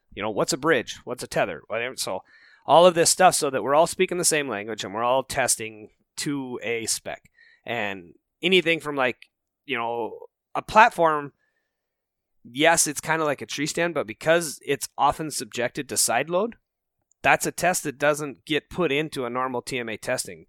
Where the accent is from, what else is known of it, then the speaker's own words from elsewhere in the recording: Rocky Mountains, United States; moved away as an adult; also born or lived in Minnesota; I grew up out in the Rocky Mountains